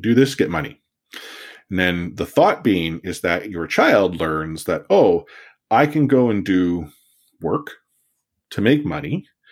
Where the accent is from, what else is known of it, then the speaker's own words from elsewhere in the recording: Richmond, British Columbia, Canada; I learned it on the mean streets of, uh, Richmond growing up